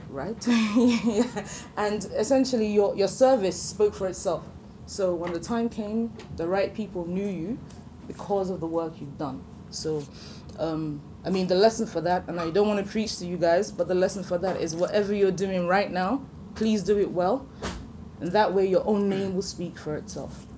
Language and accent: English; Nigeria; as a Nigerian